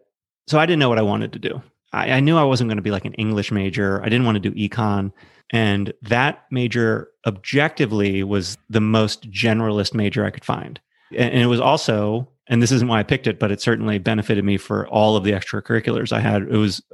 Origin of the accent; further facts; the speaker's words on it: Maryland, United States; I grew up on the East Coast, small suburb of Baltimore, middle-class family.